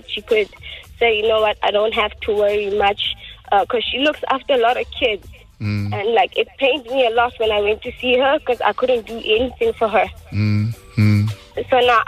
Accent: the Vaal, Gauteng, South Africa; I grew up in the Vaal

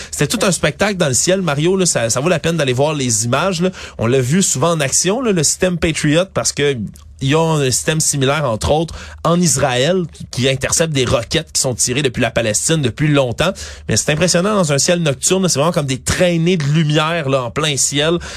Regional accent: Montreal, Quebec, Canada; en tant que Montréalais

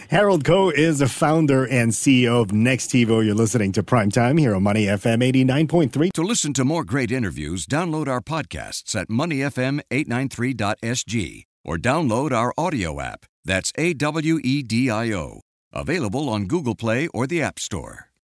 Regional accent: Philippines; now in Singapore; I am from the Philippines

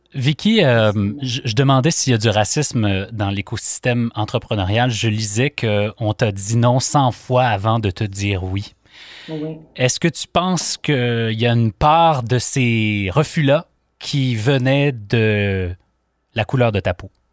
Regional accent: Quebec, Canada; chez nous, au Québec

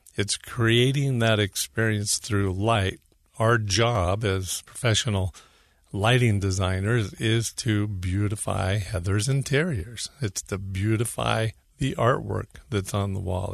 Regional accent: Northern California, United States; moved away as an adult; now in Utah, United States; California, northern originally

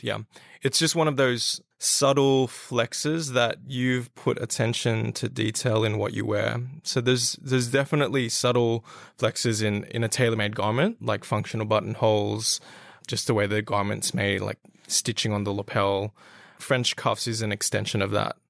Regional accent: Australia; I am a Filipino heritage, but I was born and raised in Australia

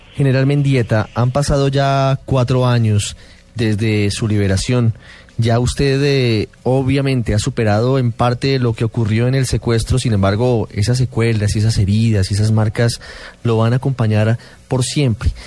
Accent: Colombia; somos todos los colombianos

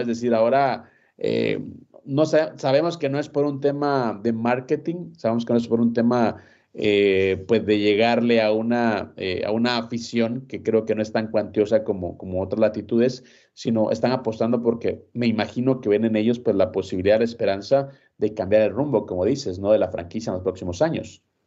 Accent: Guatemala; soy de Guatemala

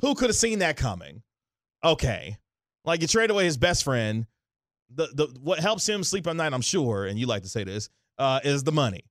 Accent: Kansas City, Missouri, United States; I was born and raised in Kansas City, Missouri

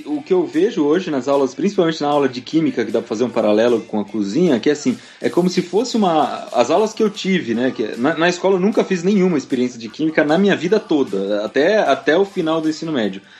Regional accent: Piedade, São Paulo, Brazil; now in São Paulo, Brazil; eu e a Mari, a gente é de Piedade. Piedade fica no interior de São Paulo, fica ali uns 100 quilômetros daqui, de onde eu moro hoje, daqui de São Paulo. E eu morava no sítio

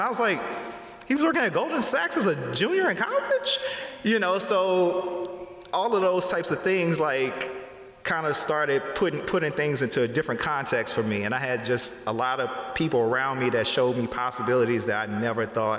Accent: Baton Rouge, Louisiana, United States; moved away as an adult; I grew up in Baton Rouge, Louisiana. So, you know, it's a heavy black population and things like that. It's a blue collar working town.

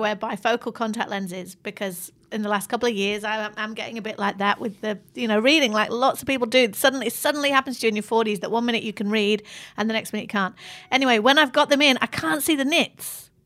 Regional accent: Manchester, North West England, United Kingdom; moved away; I grew up in Manchester, which is a gritty

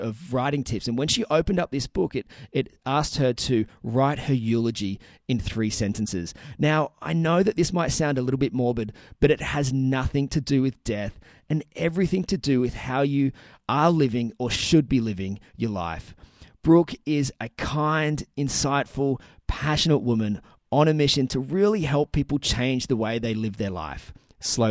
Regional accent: Newcastle, New South Wales, Australia; my hometown here of Newcastle

